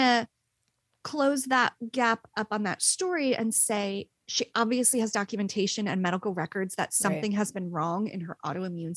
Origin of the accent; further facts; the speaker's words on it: Princeton, New Jersey, United States; my hometown of Princeton, New Jersey